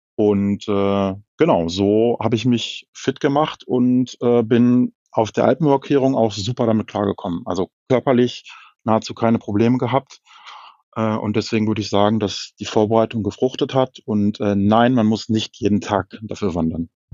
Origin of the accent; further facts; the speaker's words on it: Hanover, Lower Saxony, Germany; ich komme aus Norddeutschland, aus Hannover